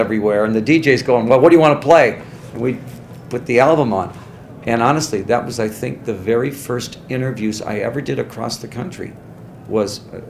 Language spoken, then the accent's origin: English; Detroit, Michigan, United States; We're from Detroit, so St. Louis is backyard